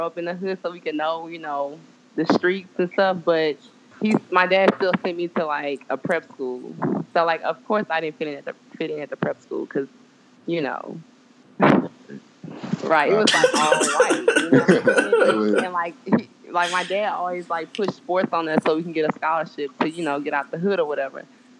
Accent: West Baton Rouge, Louisiana, United States; now in Baton Rouge, United States; I'm just a local Baton Rouge chick. I'm from West Baton Rouge. I grew up in Lukeville, but that's like the hood, so.

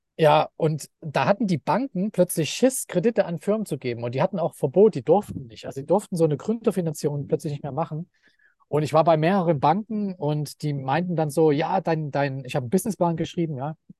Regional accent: Leipzig, Saxony, Germany; moved away as an adult; now in Thailand; ich bin in Leipzig geboren und äh, so, also in den 90er Jahren in Leipzig, das war einfach ein riesiger Bauboom

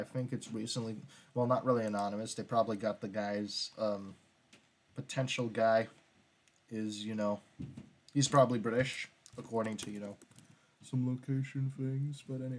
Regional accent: United States; I keep on saying project, but that's because of me being so American. So North American

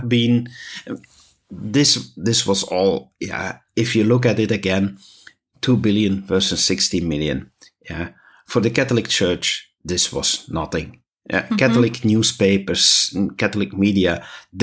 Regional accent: Belgium; we're from Belgium

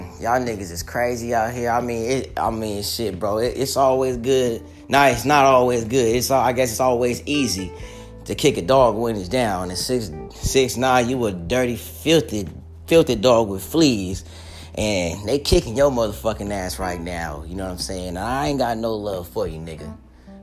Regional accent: Long Beach, California, United States; I'm from Long Beach

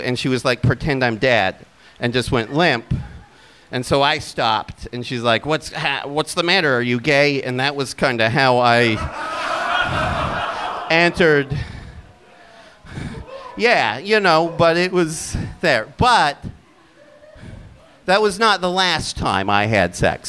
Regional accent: Utah, United States; moved away; also born or lived in Seattle, Washington; I'm from Utah County that is in Utah Valley that is next

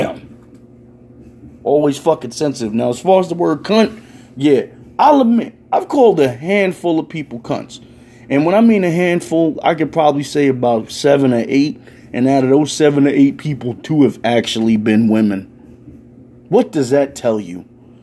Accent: New York City, New York, United States; I'm a New Yorker

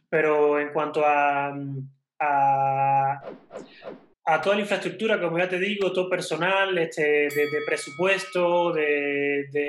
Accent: Mexico; moved away; Para mí como extranjero, como, yo la he visto en, bueno, soy mexicano, estoy naturalizado hace ya también unos, unos cuantos años.

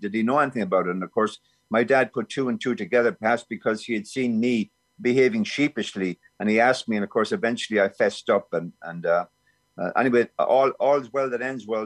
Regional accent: Clonmel, Tipperary, Ireland; moved away as an adult; now in Vancouver, Canada; I was born down by the Friary, but we moved quickly to Griffith Avenue, which was the biggest uh, estate in Clonmel at the time

